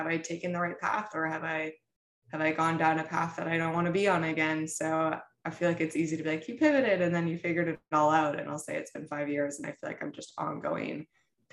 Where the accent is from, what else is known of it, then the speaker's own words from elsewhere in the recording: Midwest, United States; I come from the Midwest, very traditional family